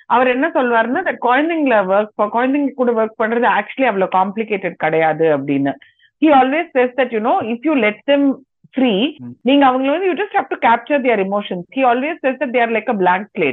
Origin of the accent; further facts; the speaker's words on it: Tamil Nadu, India; moved away as an adult; now in Karnataka, India; நான் பிறந்து வளர்ந்தது எல்லாம் தமிழ்நாடு இப்ப கடைசி ஏழு வருஷமா கர்நாடகால இருக்கேன்